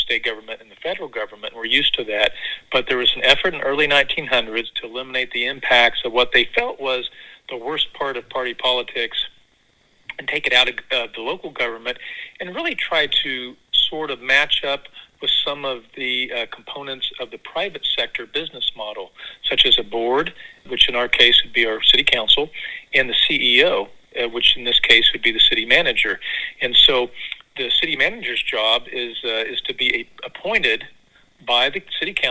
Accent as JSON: {"language": "English", "region": "Missouri", "country": "United States", "tie": "born or raised there", "also_born_or_lived": "Kansas / Stillwater, Oklahoma", "moved": "as an adult", "lives_now": "Springfield, United States", "said": "I was able to come back to my home state in Springfield, just a couple hours from where I grew up."}